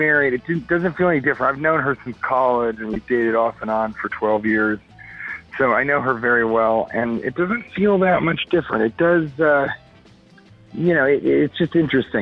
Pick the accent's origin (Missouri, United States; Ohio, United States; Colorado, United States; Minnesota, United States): Colorado, United States; Denver; now in California, United States; I'm from Denver and I live in California